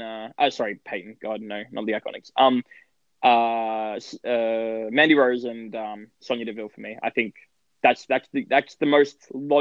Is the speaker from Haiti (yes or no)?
no; Australia; accent: Australian; someone who has an Australian accent